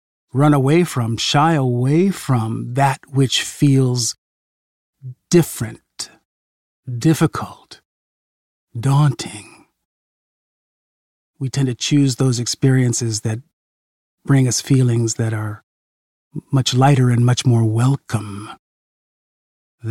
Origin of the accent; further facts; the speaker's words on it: California, United States; my grandparents lived in Missouri, and I grew up in California